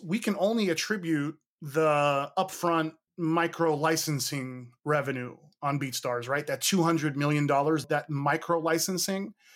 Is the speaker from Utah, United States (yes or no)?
no; Hayward, California, United States; I'm from the East Bay, Hayward, California